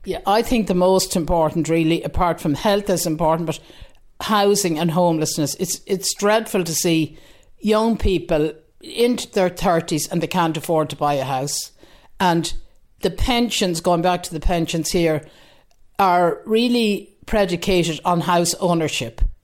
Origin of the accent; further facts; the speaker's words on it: Galway, Connacht, Ireland; now in Dean's Grange, Ireland; I'm originally from Galway, living in Dean's Grange for over forty years